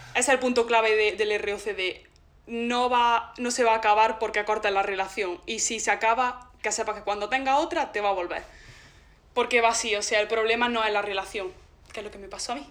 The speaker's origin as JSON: {"language": "Spanish", "town": "Zagra", "region": "Andalusia", "country": "Spain", "said": "yo vengo de Zagra"}